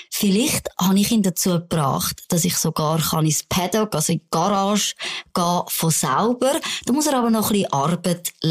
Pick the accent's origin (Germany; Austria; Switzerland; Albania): Switzerland; Bern; now in Zürich, Switzerland; gib dir Asyl als Berner Migrantin in Zürich